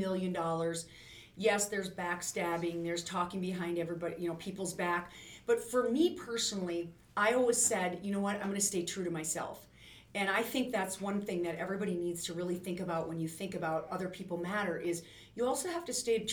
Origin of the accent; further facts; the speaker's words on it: North Central South Dakota, United States; I'm from North Central South Dakota.